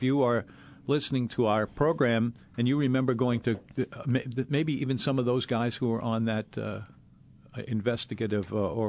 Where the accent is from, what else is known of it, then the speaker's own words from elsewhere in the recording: New Orleans, Louisiana, United States; But I grew up in the Treme section of New Orleans.